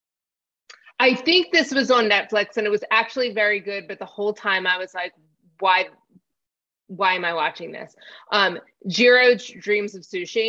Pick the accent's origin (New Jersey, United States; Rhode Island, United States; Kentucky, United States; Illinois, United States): New Jersey, United States; I grew up in New Jersey, so sweet tea isn't really a thing